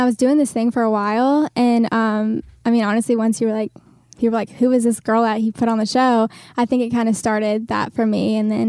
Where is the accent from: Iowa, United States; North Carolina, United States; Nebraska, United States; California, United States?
North Carolina, United States; No, we're both from North Carolina.